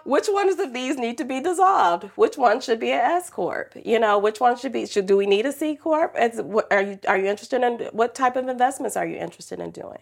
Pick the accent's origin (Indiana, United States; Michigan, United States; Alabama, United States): Michigan, United States; Detroit; I grew up in Detroit, single mom, teenage